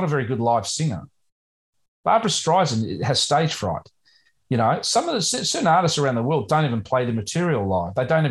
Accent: Australia; being an Australian

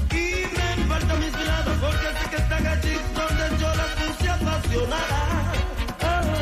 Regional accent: Venezuela; Bien, bien, de Venezuela.

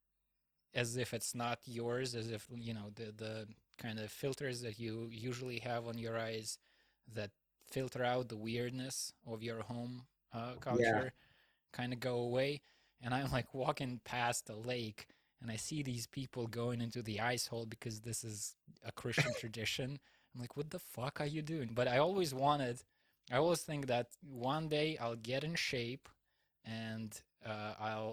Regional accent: Russia; moved away as an adult; also born or lived in Houston, Texas, United States; I came back to Russia to renew my visa, my American visa

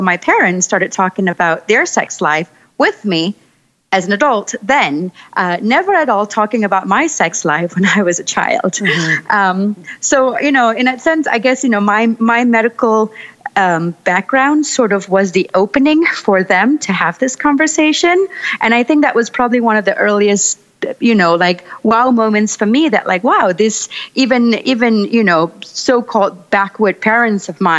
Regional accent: Singapore; moved away as an adult; now in Brooklyn, United States; I originally grew up in Singapore. I am from Singapore, and I moved to the United States

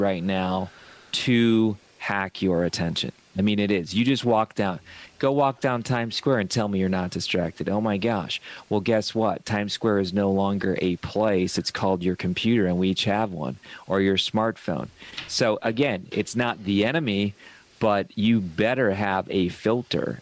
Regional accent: Ohio, United States; I come from Ohio

